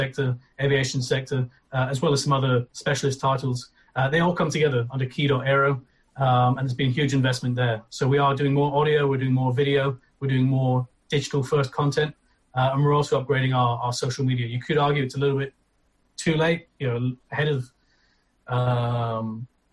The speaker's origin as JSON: {"language": "English", "town": "Aberdeen", "region": "Scotland", "country": "United Kingdom", "said": "I'm from Aberdeen in Scotland"}